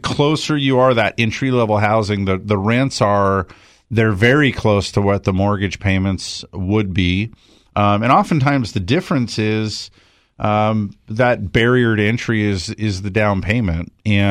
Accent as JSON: {"language": "English", "region": "California", "country": "United States", "tie": "born or raised there", "said": "I never did it because I grew up in Southern California"}